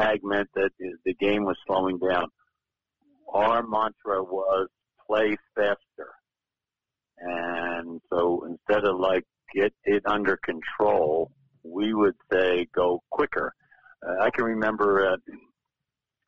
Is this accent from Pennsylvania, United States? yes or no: yes; Philadelphia, Pennsylvania, United States; moved away; also born or lived in Eugene, Oregon; my hometown of Philadelphia